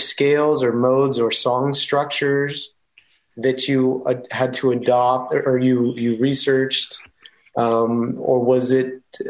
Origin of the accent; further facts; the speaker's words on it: United States; I'm American.